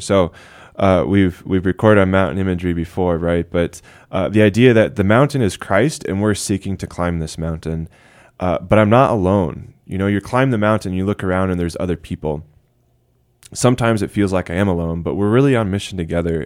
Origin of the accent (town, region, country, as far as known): United States